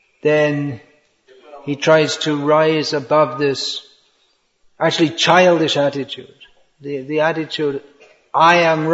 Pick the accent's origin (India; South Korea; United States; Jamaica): India; born there; India is the greatest country in the world. Why? Well, I was born in India.